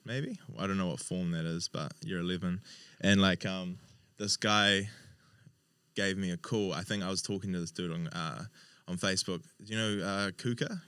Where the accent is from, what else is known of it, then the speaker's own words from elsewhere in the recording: Hawke's Bay, New Zealand; I'm originally from Hawke's Bay